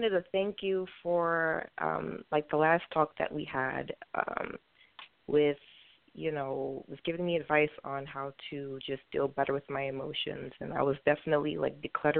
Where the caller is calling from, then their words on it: New York City, New York, United States; I'm calling from Brooklyn, New York